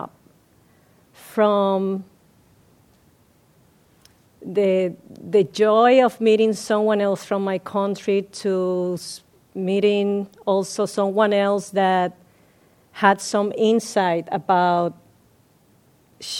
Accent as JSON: {"language": "English", "country": "Puerto Rico", "moved": "yes", "said": "I'm from Puerto Rico, and my cultural heritage comes from the African, the Spaniard, and the indigenous people"}